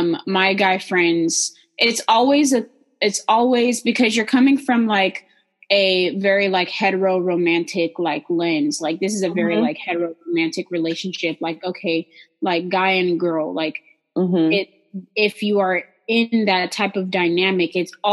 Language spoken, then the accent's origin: English; Texas, United States; I'm from Texan.